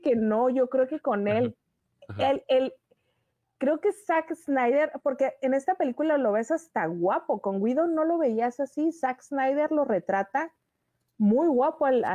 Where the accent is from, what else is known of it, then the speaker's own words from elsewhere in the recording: northern Mexico, Mexico; yo soy norteña